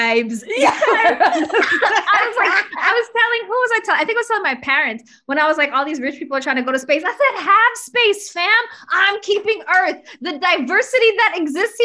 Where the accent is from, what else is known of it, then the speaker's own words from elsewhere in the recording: Bay Area, California, United States; moved away as an adult; I was born in the Bay Area